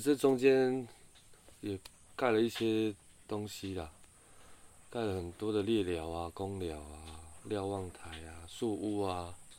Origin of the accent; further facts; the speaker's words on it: a Puyuma tribal village, Taitung County, Taiwan; 我从小是在卑南族的部落长大的